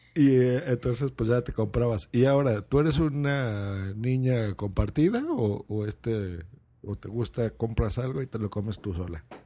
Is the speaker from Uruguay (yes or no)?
no; Lerma, State of Mexico, Mexico; born or raised there